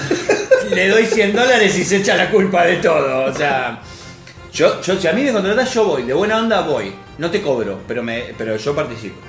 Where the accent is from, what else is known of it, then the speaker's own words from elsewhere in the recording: Rosario, Santa Fe, Argentina; acá en Rosario. No somos argentinos, somos rosarinos